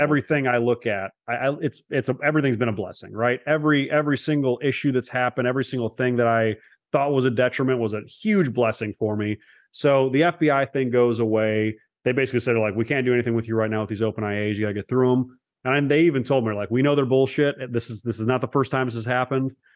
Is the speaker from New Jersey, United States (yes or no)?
no; Cleveland, Ohio, United States; also born or lived in Los Angeles; I was born in Los Angeles. Uh, only was there as a very short amount of time. uh, as a baby, a young kid, and then I grew up in the east side of Cleveland